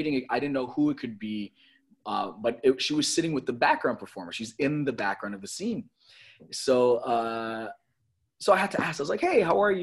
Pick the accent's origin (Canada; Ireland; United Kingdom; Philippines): Canada; Toronto, Ontario; moved away; I grew up in Toronto